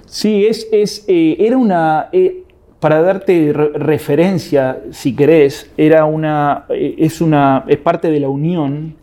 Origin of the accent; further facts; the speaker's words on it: Argentina; soy argentino